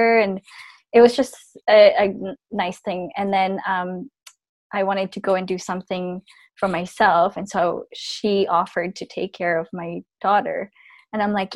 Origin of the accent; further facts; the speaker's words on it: Philippines; now in Canada; born and raised in the Philippines, and I live in Canada now.